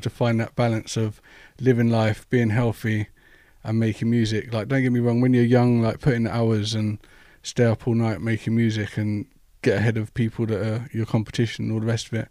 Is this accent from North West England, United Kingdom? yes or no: no; London, United Kingdom; I'm actually from West London